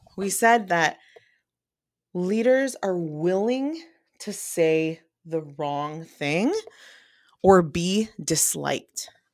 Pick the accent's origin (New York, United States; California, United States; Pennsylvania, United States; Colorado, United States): California, United States; San Francisco Bay Area; I'm from the Bay Area